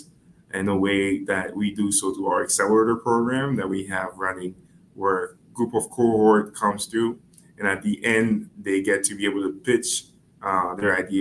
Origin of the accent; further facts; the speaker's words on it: Haiti; now in Connecticut, United States; I am originally from Haiti. I came to the States about 11 years ago